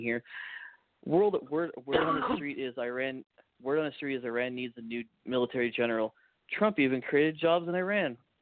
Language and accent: English; Canada